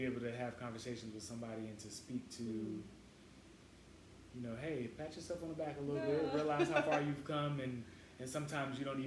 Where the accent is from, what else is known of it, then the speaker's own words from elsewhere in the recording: North Carolina, United States; being a country boy, I'm from North Carolina